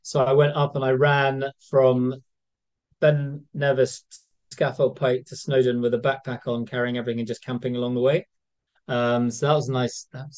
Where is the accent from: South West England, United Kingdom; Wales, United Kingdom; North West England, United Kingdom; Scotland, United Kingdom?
Scotland, United Kingdom; Being Scottish, even though I don't sound it, I spent a lot of time on the west coast of Scotland.